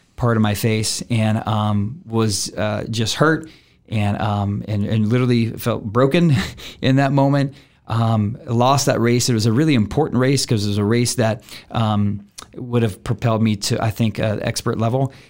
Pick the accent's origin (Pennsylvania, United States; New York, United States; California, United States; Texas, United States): Texas, United States; Denton; as a young man growing up in Denton, Texas with my aunt and uncle